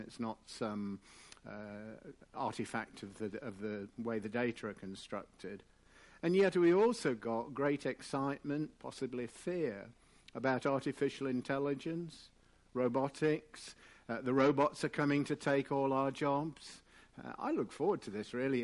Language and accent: English; England, United Kingdom; I am English